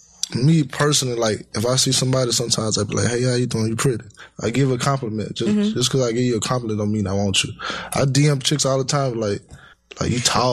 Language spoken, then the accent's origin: English; the South, United States; now in New York, United States; See, we Southern